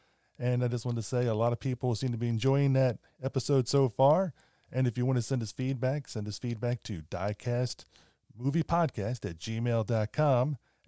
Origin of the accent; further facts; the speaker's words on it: Baltimore, Maryland, United States; I grew up in the Baltimore area.